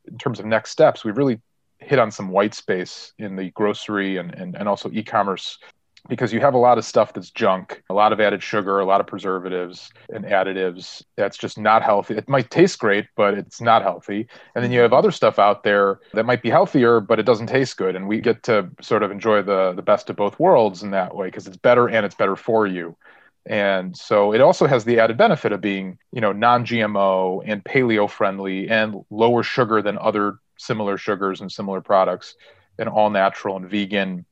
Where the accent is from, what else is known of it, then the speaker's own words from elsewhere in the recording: Chicago, Illinois, United States; I'm from Chicago